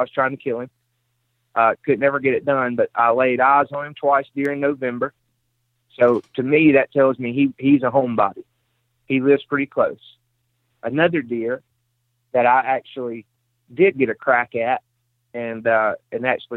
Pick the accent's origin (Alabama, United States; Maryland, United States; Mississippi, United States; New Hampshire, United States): Mississippi, United States; I'm from Mississippi